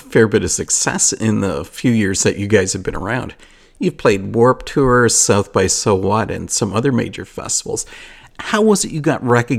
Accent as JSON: {"language": "English", "country": "Canada", "said": "here I am, a Canadian."}